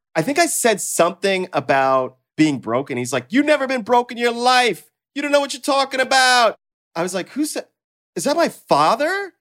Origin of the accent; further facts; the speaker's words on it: the South, United States; moved away; also born or lived in Mississippi; I grew up in the South and everybody was Mister and Miss